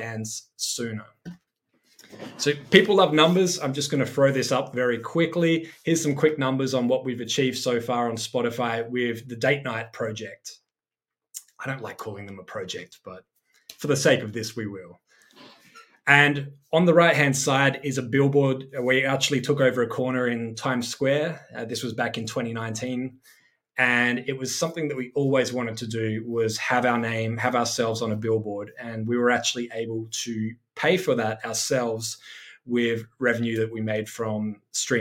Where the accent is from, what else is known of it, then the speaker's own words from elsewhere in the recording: Adelaide, South Australia, Australia; I started as a DJ playing every weekend in my hometown of Adelaide, South Australia.